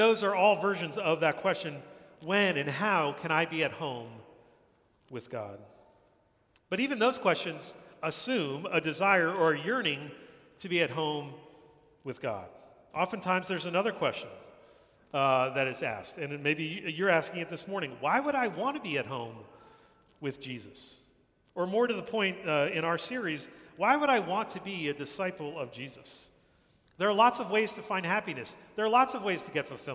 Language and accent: English; New Jersey, United States; moved away as an adult; now in New York City, United States; I grew up in New Jersey, not far from here